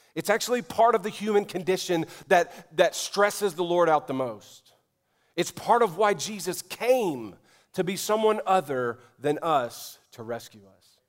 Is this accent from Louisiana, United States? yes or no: yes; New Orleans, Louisiana, United States; moved away; my hometown of New Orleans